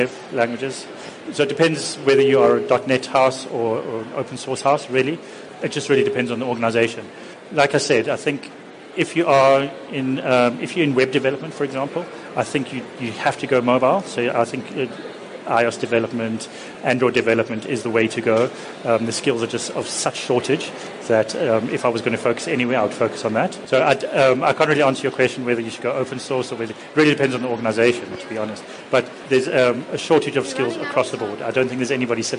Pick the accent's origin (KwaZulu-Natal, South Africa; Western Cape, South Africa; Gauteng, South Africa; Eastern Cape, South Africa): Gauteng, South Africa; Johannesburg; moved away as an adult; now in Cape Town, South Africa; When I lived in Johannesburg, I grew up in Hyde Park